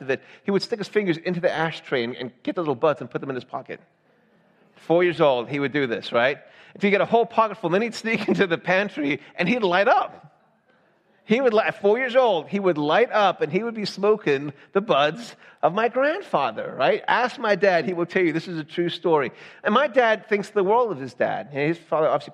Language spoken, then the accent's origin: English; the South, United States; moved away; also born or lived in Georgia; I'm from the South.